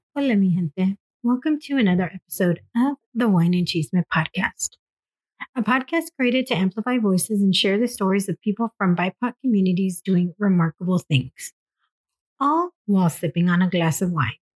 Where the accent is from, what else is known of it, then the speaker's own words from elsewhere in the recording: Escondido, California, United States; I'm just in North County, is where I grew up in Escondido